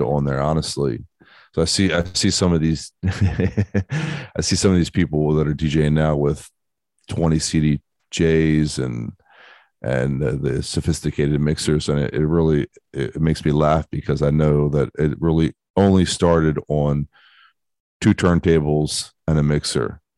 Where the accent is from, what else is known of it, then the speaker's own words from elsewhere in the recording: Baltimore, Maryland, United States; I grew up in Baltimore, Baltimore, Maryland, in, in the United States